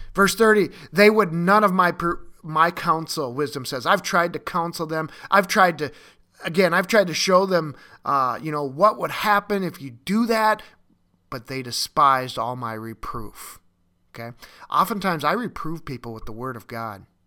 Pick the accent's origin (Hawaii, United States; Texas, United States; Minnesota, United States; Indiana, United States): Minnesota, United States; in Minneapolis and Minnesota, my, my home state